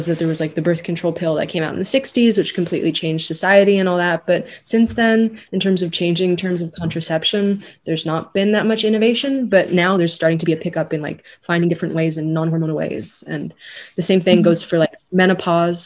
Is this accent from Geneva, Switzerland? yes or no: yes; Geneva, Switzerland; I'm a third year medical student at ETH and I'm originally from Geneva